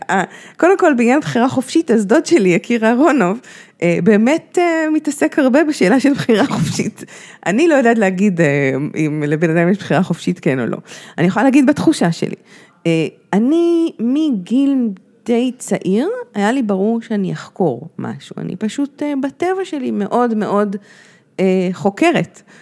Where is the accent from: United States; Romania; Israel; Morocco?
United States; Washington; born there; אני נולדתי בפה וושינגטון.